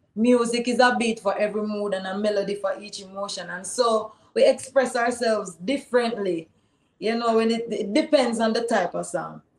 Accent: Jamaica; I'm a Jamaican. And here I am thinking about the struggles of my people here in Jamaica

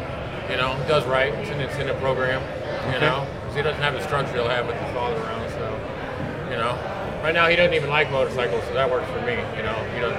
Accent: the Bay Area, California, United States; And I'm from the Bay Area.

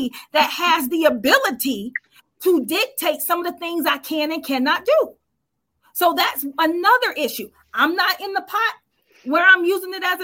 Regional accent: United States; I'm a Black American.

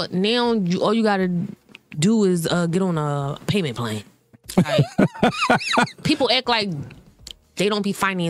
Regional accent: Philadelphia, Pennsylvania, United States; we're all from Philly

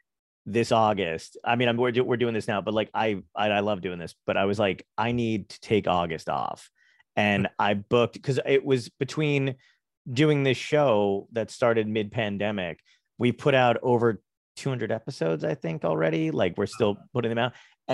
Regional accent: New Jersey, United States; also born or lived in Brooklyn / New York / Arizona; I grew up in New Jersey, but I lived in New York. I was born in Brooklyn, lived in New York for a bit, lived in Arizona. So it's like Brooklyn, desert, and then New Jersey.

